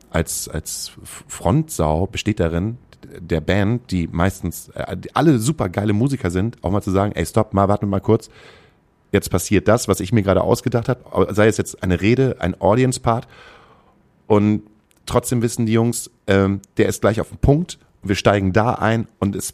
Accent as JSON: {"language": "German", "town": "Gütersloh", "region": "North Rhine-Westphalia", "country": "Germany", "tie": "born or raised there", "said": "Ich habe vor drei Wochen war ich äh, in meiner Heimatstadt und war im Stadion."}